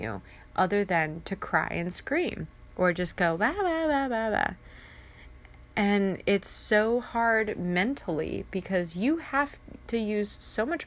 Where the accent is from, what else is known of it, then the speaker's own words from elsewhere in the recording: Ramona, California, United States; moved away as an adult; now in Riva, Maryland, United States; I am originally from San Diego, California, in that area, tiny little town called Ramona. And I moved to Maryland